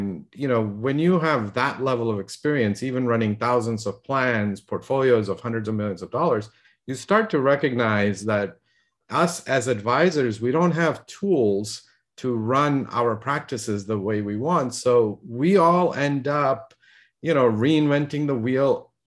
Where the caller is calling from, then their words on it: California, United States; In sunny Southern California.